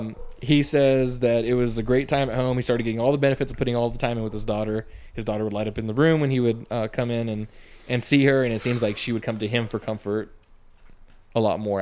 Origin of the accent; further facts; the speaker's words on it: Fresno area, California, United States; being from a small town over there